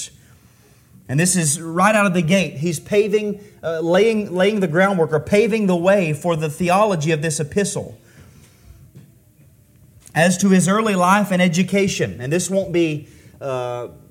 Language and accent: English; Taylorsville, North Carolina, United States; I'm from Taylorsville